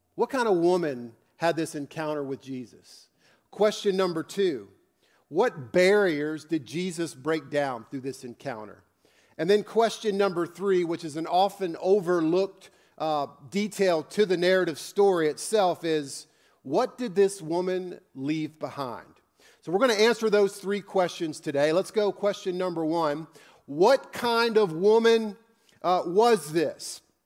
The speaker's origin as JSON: {"language": "English", "region": "Northern Virginia", "country": "United States", "tie": "born or raised there", "said": "I grew up in Northern Virginia"}